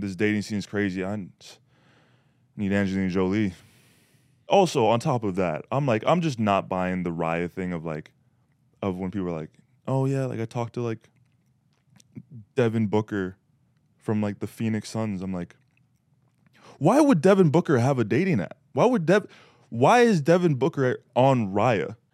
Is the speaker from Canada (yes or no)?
yes; Canada; I'm Canadian